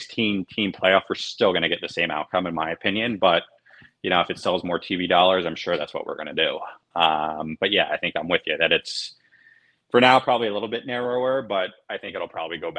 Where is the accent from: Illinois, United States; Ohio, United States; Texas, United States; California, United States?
Ohio, United States; Cincinnati; moved away; I'm originally from Cincinnati